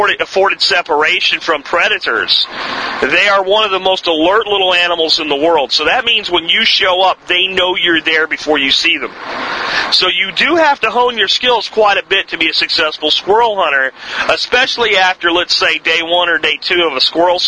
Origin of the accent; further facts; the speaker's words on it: Pennsylvania, United States; now in Texas, United States; I grew up in Pennsylvania hunting squirrels